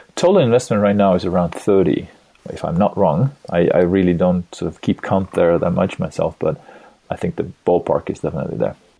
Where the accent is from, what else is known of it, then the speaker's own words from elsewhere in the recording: Estonia; also born or lived in California, United States; I live in Tallinn, Estonia right now, a small Nordic country in Europe, Eastern Europe. I have a, a wife, a woman that I love, and three kids. I was born in Soviet Union